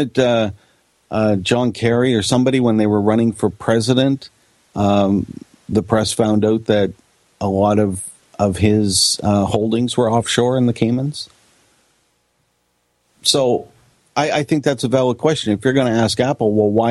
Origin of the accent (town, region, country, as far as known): Canada